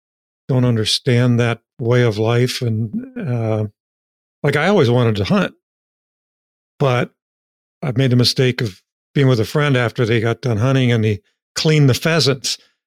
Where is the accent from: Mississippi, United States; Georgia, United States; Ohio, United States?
Ohio, United States; Appalachian; moved away; I grew up in the Appalachian region of Ohio, very poor.